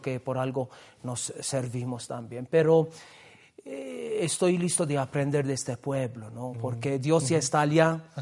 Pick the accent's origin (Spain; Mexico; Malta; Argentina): Malta; Gozo; now in Peru; yo estoy viniendo de esta isla porque justamente la congregación en mi pueblo tenía la casa de, del noviciado